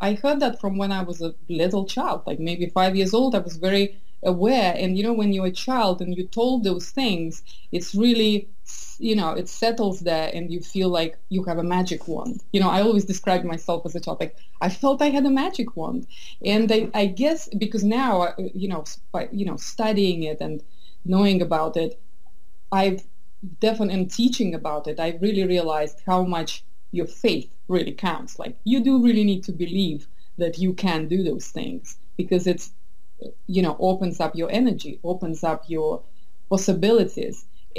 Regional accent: Russia; I'm from Soviet Russia, that's where I grew up.

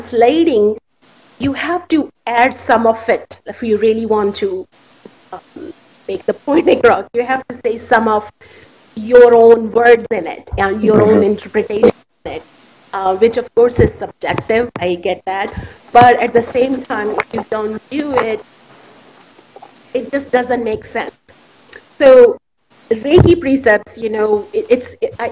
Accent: India; English is a second language; moved away; I'm from India originally

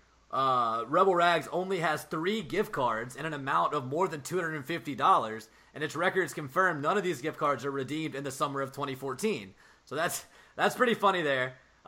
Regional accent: the South, United States; I'm from the South

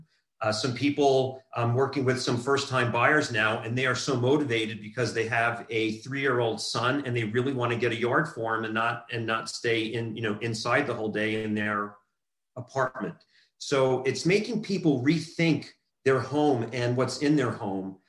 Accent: New Jersey, United States; moved away as an adult; also born or lived in Southern California; now in California, United States; I grew up in New Jersey, and I was there until I graduated high school and then migrated to Southern California

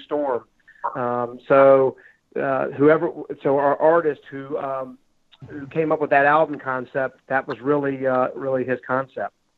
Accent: Richmond, Virginia, United States; we're from Richmond, Virginia.

